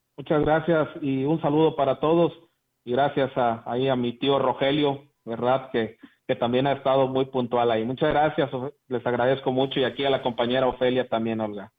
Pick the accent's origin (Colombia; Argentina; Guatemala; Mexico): Mexico; Huasteca; nuestra Huasteca